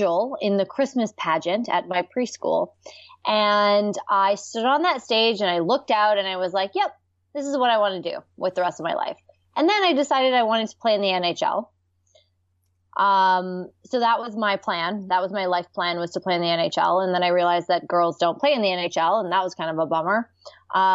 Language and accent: English; Canada; I'm Canadian